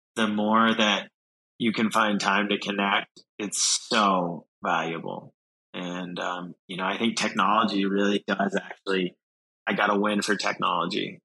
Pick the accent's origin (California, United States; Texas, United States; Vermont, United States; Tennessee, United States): Vermont, United States; I'm originally from Vermont